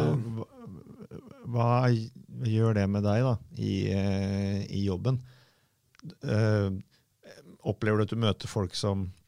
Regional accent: Fredrikstad, Østfold, Norway; både du og jeg har vokst opp på Selbakk

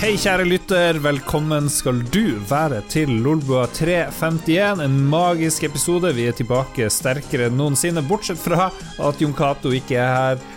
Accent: Northern Norway, Norway; Her i Nord-Norge, vi holder jo på sterkt

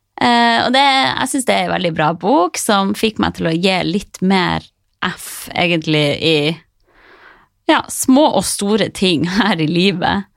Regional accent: Harstad, Troms, Norway; moved away as an adult; now in Oslo, Norway; reise fra trygge, lille Harstad

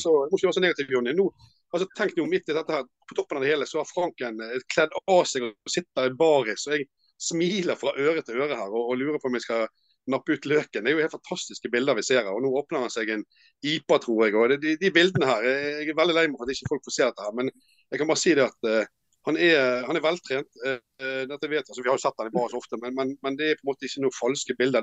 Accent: Bergen, Vestland, Norway; jeg er bergenser

